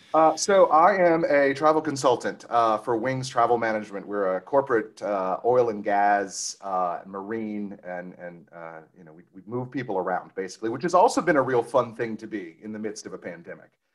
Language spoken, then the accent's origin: English; Cajun, Louisiana, United States; we're also as Cajun as we can be